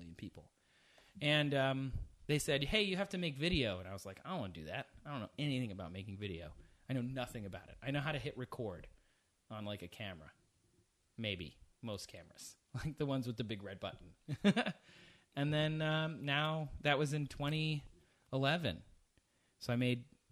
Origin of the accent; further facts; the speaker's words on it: Midwest, United States; moved away as an adult; also born or lived in London; I grew up in the Midwest